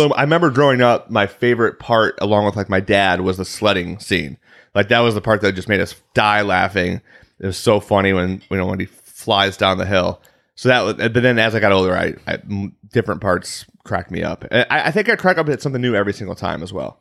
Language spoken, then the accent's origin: English; Chicago, Illinois, United States; accent: Chicago; I'm from the Chicagoland area